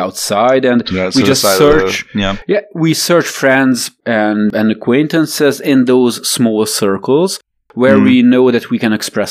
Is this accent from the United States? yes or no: no; Romania; English is a second language; moved away as an adult; growing up in Romania as a Hungarian